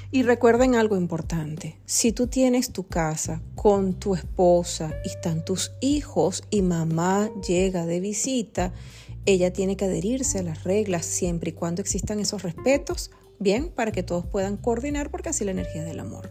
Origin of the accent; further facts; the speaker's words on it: Venezuela; nosotros somos venezolanos